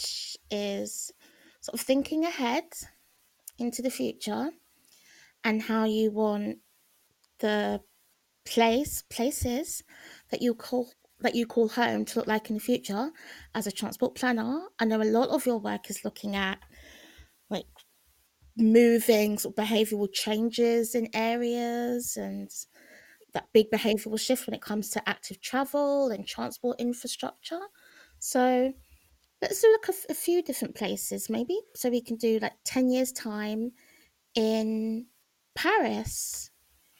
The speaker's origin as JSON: {"language": "English", "region": "London", "country": "United Kingdom", "tie": "born or raised there", "said": "I'm from London, I grew up here"}